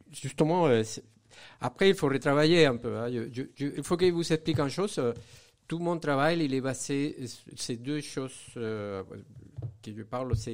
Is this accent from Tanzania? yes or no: no; Venezuela; now in Saint-Étienne, France; je suis né dans un pays où je n'ai pas trop vécu, mais en fait, j'ai grandi au Venezuela.